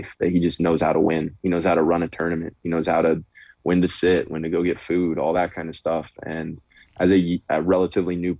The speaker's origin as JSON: {"language": "English", "town": "Chicago", "region": "Illinois", "country": "United States", "moved": "yes", "said": "I'm from Chicago as well originally"}